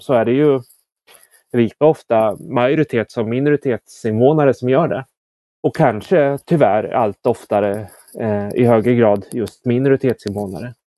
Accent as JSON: {"language": "Swedish", "town": "Motala", "region": "Östergötland", "country": "Sweden", "tie": "born or raised there", "said": "när jag växte upp i Motala"}